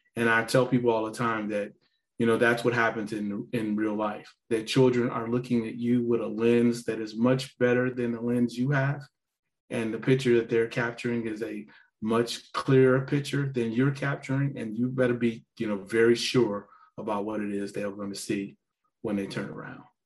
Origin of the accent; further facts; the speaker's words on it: Gary, Indiana, United States; I'm a guy from Gary, not very many options, told that the best I could hope to do was join the military